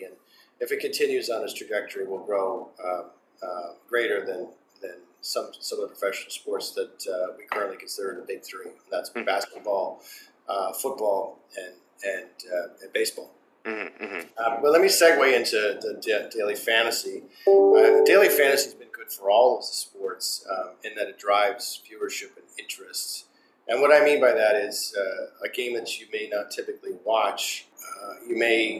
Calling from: Massachusetts, United States; I'm calling you from Massachusetts today.

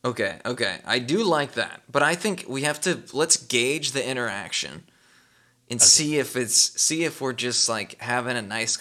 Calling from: United States; I'm calling from America.

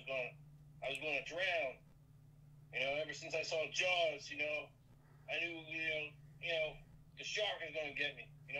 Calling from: Rhode Island, United States; I'm calling from Rhode Island.

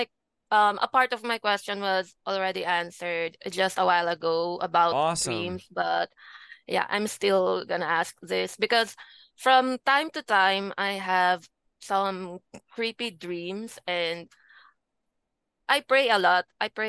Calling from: Philippines; From the Philippines.

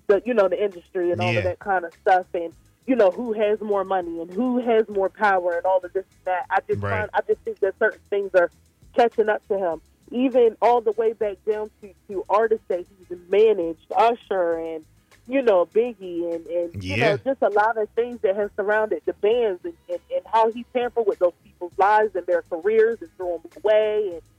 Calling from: Salisbury, Maryland, United States; I'm calling from Salisbury, Maryland.

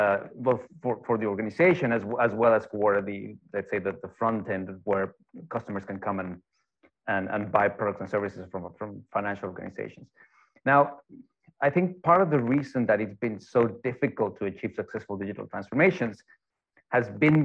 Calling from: Denmark; I'm joining in from Denmark. It's about 4 in the afternoon, and it's already almost pitch black.

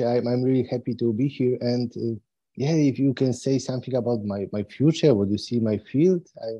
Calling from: Poland; I'm calling from Poland, from Europe.

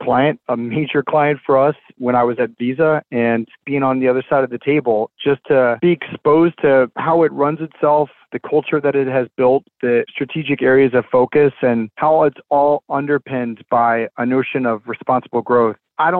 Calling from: Charlotte, North Carolina, United States; I'm joining you from Charlotte, North Carolina.

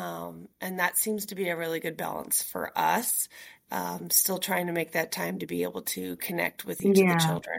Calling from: Nashville, Tennessee, United States; Yeah, I'm joining you from Nashville, Tennessee.

